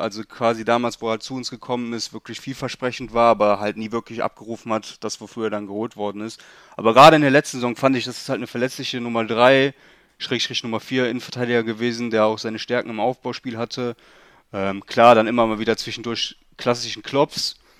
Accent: Leverkusen, North Rhine-Westphalia, Germany; also ich bin in Leverkusen geboren, wohne mein ganzes Leben auch schon hier

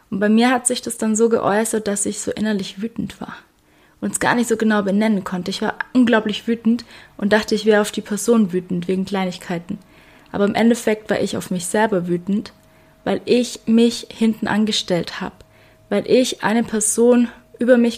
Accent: Baden-Württemberg, Germany; ich glaube, ich habe es schon mal erwähnt und man hört es auch, ich bin ein Schwabe.

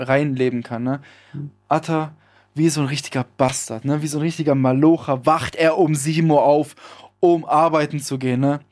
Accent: Villingen-Schwenningen, Baden-Württemberg, Germany; hier in der Innenstadt bei uns in Schwenningen

